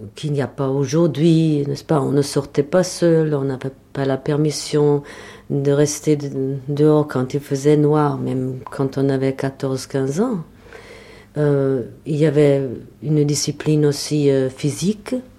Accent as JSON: {"language": "French", "region": "Berlin", "country": "Germany", "tie": "born or raised there", "second_language": "French", "moved": "as an adult", "said": "je suis née à Berlin"}